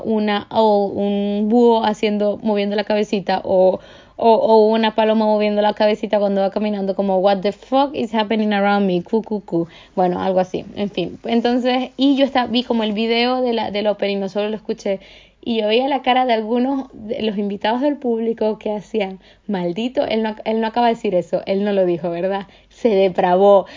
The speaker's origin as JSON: {"language": "Spanish", "town": "Maracaibo", "region": "Zulia", "country": "Venezuela", "moved": "yes", "lives_now": "Paris, France", "said": "vengo de Maracaibo, usamos la palabra mardito para todo y vergación para todo"}